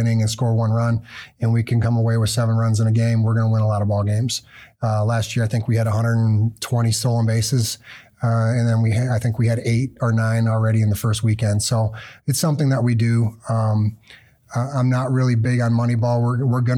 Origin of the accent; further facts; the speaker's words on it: Minnesota, United States; now in Big Rapids, United States; I grew up in Minnesota